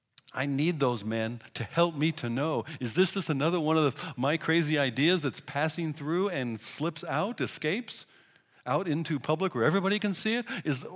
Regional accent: Pacific Northwest, United States; I come from the Scandinavian Pacific Northwest where a handshake is considered getting really close

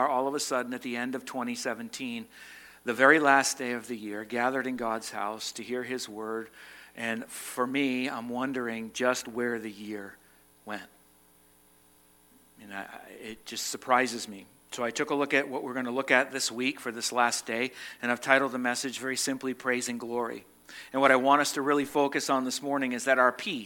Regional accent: Massachusetts, United States; now in Vermont, United States; I was born in Massachusetts, so you're stuck with a Massachusetts person

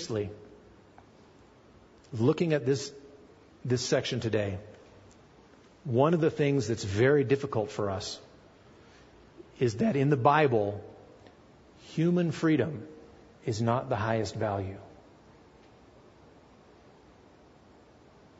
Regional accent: United States; I'm an American too.

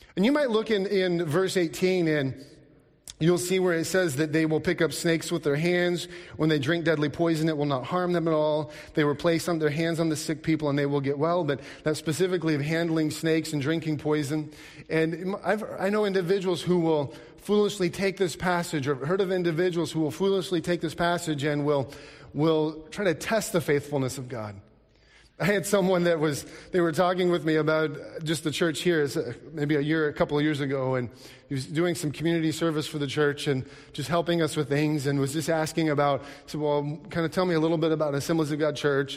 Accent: Alaska, United States; growing up in Alaska, seeing rivers and lakes and all these things

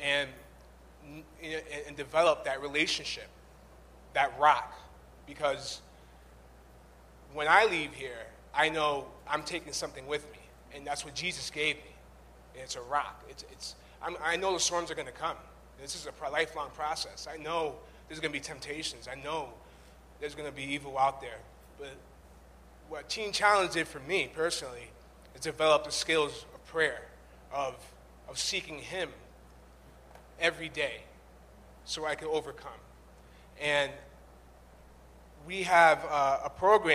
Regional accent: Chicopee, Massachusetts, United States; also born or lived in Boston; I'm from Western Massachusetts, from Chicopee

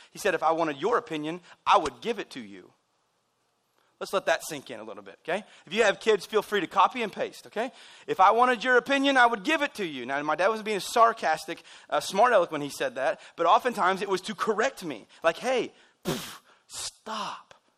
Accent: United States; We're American people

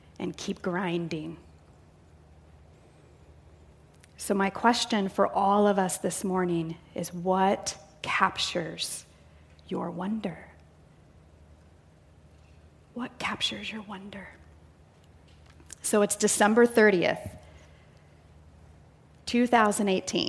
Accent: near Chicago, Illinois, United States; now in Canby, Oregon, United States; I grew up in the Midwest, near Chicago, about an hour south.

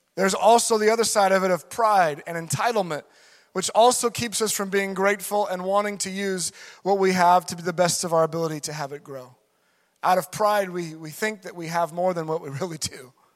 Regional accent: United States; being an American.

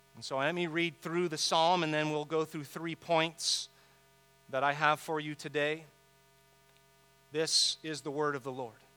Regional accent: San Diego, California, United States; I grew up here in San Diego

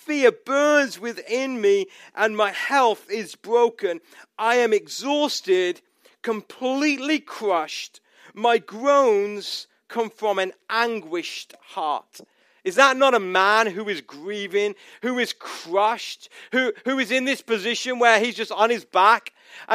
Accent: United States; we have found ourselves as an American people

